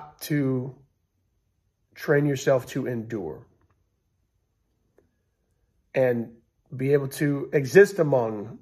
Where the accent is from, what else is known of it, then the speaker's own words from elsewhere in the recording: United States; We're all in this country, we're all American